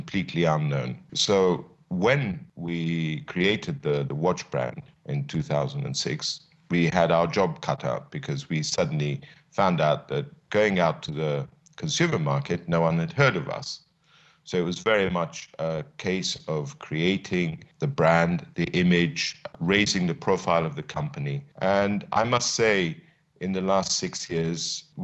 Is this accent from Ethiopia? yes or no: yes; Addis Ababa, Ethiopia; moved away; also born or lived in London, United Kingdom; my ambition was to return to Ethiopia to join my father in his small business, but an exciting business in Addis Ababa